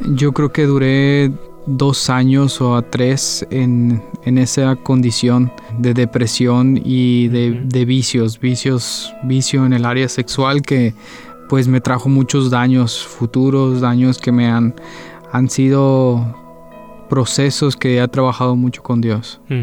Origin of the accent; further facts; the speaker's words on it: Guadalajara, Jalisco, Mexico; also born or lived in Paraguay; Yo soy mexicano, nací en la ciudad de Guadalajara, Jalisco, es la segunda ciudad más grande de México, aproximadamente 7 millones de habitantes. Ahí fue donde crecí